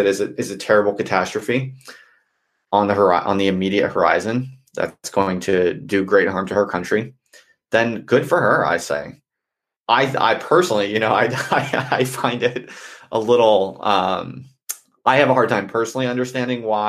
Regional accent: United States; moved away as an adult; now in United Kingdom; I'm from America

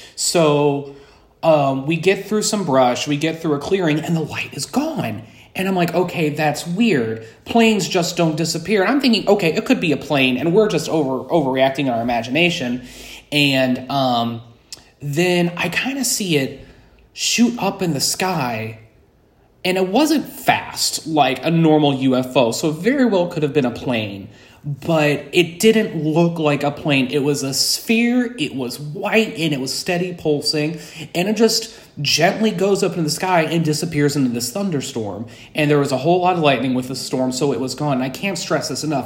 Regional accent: Alton, Illinois, United States; moved away as an adult; now in Saint Louis, United States; I'm originally from Alton, Illinois, and I lived in the Alton, Illinois area for about twenty-five years

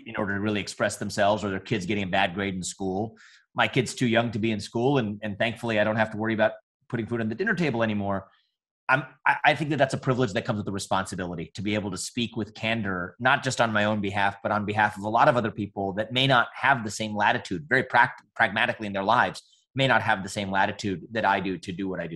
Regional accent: United States; I'm an Indian American

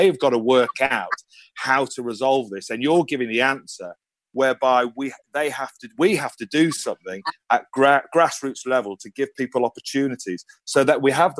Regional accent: Liverpool, North West England, United Kingdom; also born or lived in Ireland; I was born in Ireland. All my family are Irish. Came to Liverpool when I was two or three.

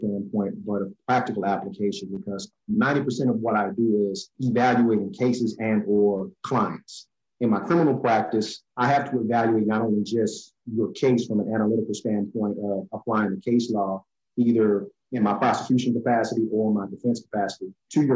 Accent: New Orleans, Louisiana, United States; I'm originally from New Orleans, Louisiana. I was born here, raised here

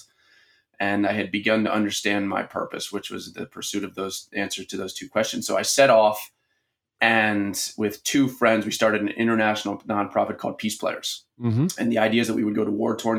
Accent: Baltimore, Maryland, United States; I grew up in Baltimore City

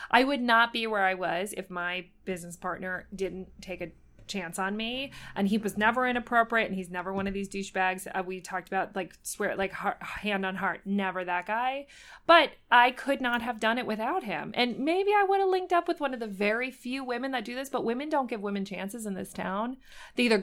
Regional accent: Buffalo, New York, United States; I'm from Buffalo, New York.

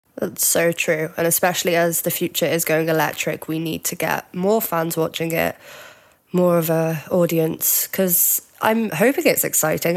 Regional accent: Cheshire, North West England, United Kingdom; now in Glasgow, United Kingdom; I am actually from Cheshire near Liverpool, but I'm up in Glasgow

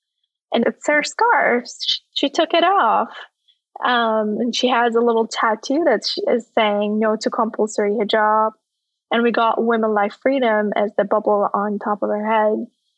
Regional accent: Iran; now in United States; So growing up, it was never something that I wanted to follow willingly. And it was just something that we followed as a rule, as a law, and as a part of our daily lives without a question as a kid.

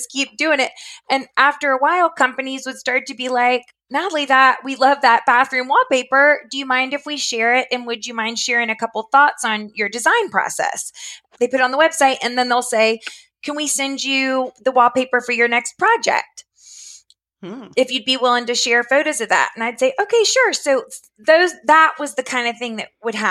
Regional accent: Florida, United States; moved away as an adult; now in Richmond, United States; I was raised in Florida, but my parents are from Georgia and North Carolina. So, and I'm living in Virginia now

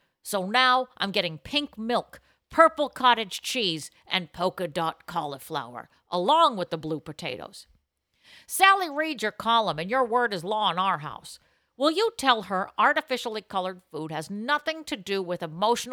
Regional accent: Boston, Massachusetts, United States; my hometown, Boston, Massachusetts

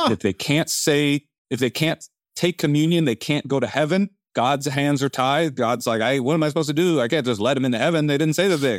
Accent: Oakland, California, United States; I was raised in Oakland

